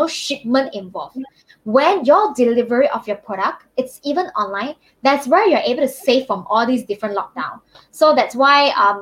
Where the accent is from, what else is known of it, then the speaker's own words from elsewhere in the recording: Malaysia; I'm from Malaysia.